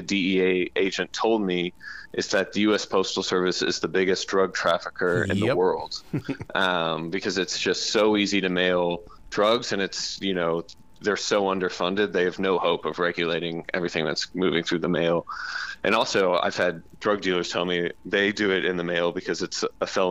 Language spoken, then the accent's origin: English; the South, United States; I'm from the South